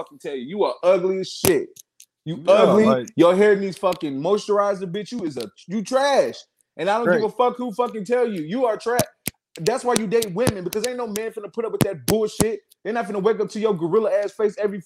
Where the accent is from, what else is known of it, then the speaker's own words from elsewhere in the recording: New York City, New York, United States; also born or lived in Southeast United States; I was raised in New York City as well